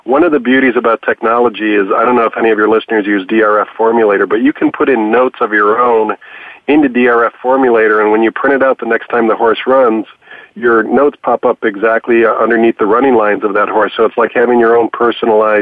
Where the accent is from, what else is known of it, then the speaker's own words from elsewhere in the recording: Chicago, Illinois, United States; growing up in Chicago was going out to Arlington Park when I was 13 years old